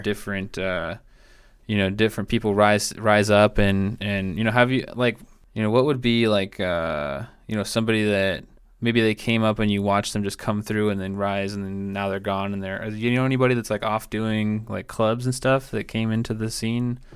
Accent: Tacoma, Washington, United States; moved away; also born or lived in Marina, California / Salinas, California; I'm from, like, Tacoma, uh, Puyallup area, which is, like, south of Seattle

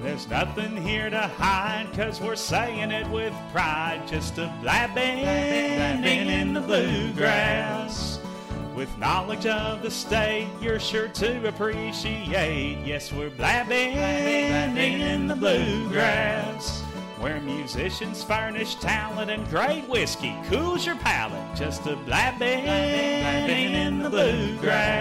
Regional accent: Henderson, Kentucky, United States; my hometown of Henderson

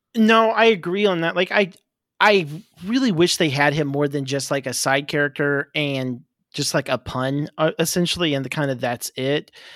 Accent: Oklahoma, United States; moved away; I'm originally from Oklahoma.

